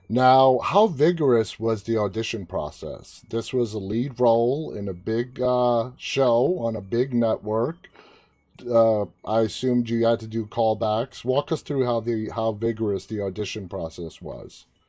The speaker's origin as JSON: {"language": "English", "region": "New York", "country": "United States", "said": "I'm from Queens"}